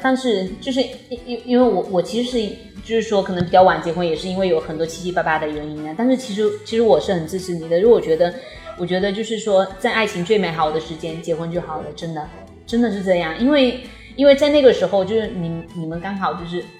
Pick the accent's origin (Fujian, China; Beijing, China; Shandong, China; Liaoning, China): Fujian, China; 因为我们都是福建的嘛